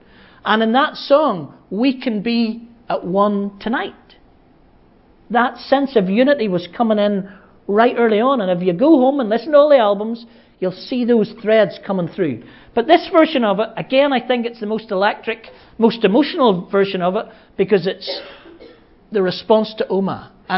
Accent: Ireland; I'm from Ireland, and when I see this at a big screen anywhere else in the world, I usually get a bit teary, because I'm right home into the pain of home that he talked about

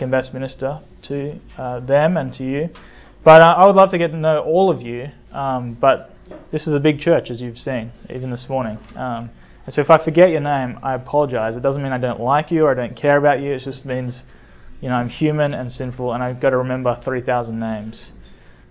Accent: Australia; moved away as an adult; also born or lived in Sydney, Australia; now in United States; I come from Sydney, Australia, and that's partly true. I grew up in small towns around Australia

